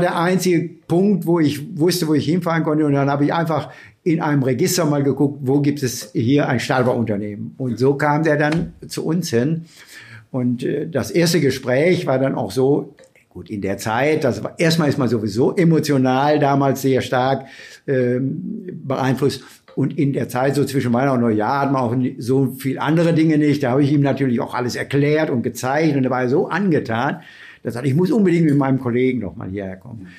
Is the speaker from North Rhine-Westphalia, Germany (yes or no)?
yes; Bielefeld, North Rhine-Westphalia, Germany; Ich bin hier groß geworden, habe Bielefeld natürlich als immer als meine Heimat angesehen